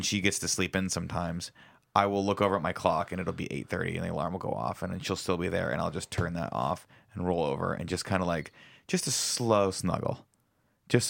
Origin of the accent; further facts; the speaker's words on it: Southern California, United States; growing up in Southern California, it's really hot